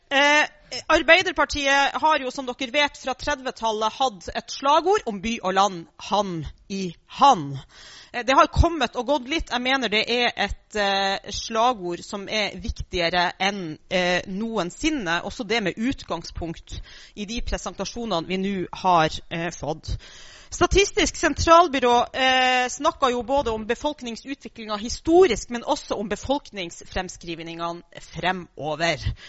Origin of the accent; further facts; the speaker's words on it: Finnmark, Norway; Jeg er jo da fra Finnmark